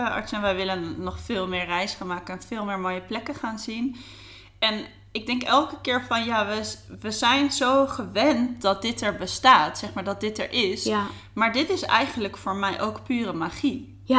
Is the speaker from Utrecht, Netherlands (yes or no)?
no; Delft, South Holland, Netherlands; moved away as an adult; now in Amsterdam, Netherlands; ik ben een echte Amsterdammer. Nou, niet echt meer, want ik was heel jong, ging ik weer eh, ging ik naar het zuiden inderdaad. Eh, in Delft zou je toe gaan wonen.